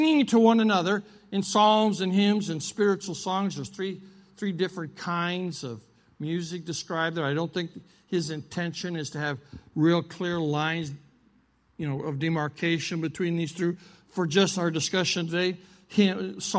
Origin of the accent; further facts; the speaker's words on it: South Dakota, United States; I'm from South Dakota. I was raised on a ranch and farm.